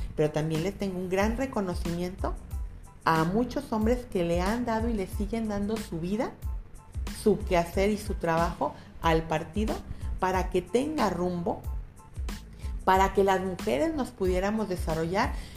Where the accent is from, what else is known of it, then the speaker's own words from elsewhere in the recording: Guadalajara, Jalisco, Mexico; soy nacida en San Juan de Dios, en un hospital que era el Vázquez Arroyo y ahorita ya, ya no existe, pero soy de la cuna de Tapatía, he vivido siempre en Guadalajara